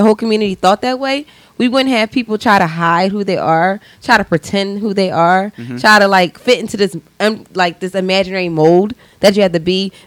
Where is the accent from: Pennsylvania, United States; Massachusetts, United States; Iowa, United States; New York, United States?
Pennsylvania, United States; Philadelphia; I grew up in Northeast Philadelphia